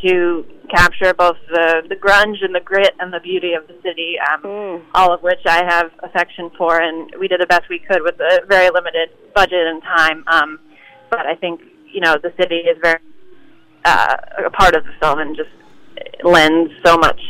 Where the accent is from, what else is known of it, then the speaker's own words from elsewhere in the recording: New York, United States; I don't know if that's just being a New Yorker or...